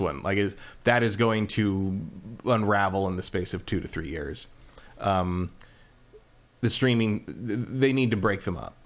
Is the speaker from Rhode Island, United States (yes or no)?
no; California, United States; as a Californian